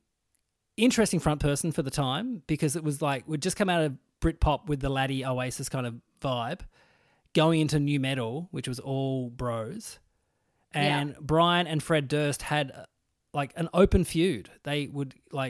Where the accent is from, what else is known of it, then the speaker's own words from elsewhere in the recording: Burnie, Tasmania, Australia; in Tassie, I'm from Burnie, which was like the city that people made fun of in Tassie.